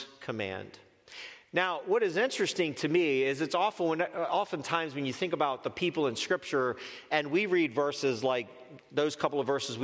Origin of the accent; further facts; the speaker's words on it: United States; an American living in our current culture